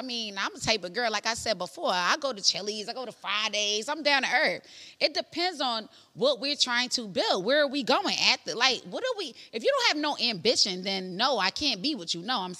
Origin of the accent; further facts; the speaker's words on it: Guyana; I'm from Guyana, girl.